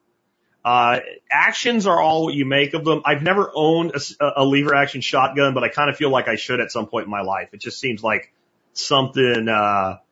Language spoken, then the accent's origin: English; Pennsylvania, United States; When I was growing up in Pennsylvania